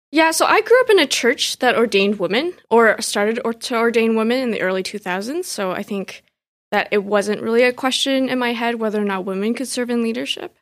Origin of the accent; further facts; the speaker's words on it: Richmond Hill, Ontario, Canada; also born or lived in Vancouver / Montreal; I grew up in Richmond Hill in the nineties and early two thousands, just deep into the Chinese community